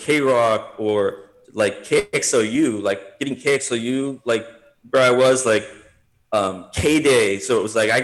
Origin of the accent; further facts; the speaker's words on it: South Bay, California, United States; I grew up in the South Bay, so it's like Redondo Beach, Torrance, Gardena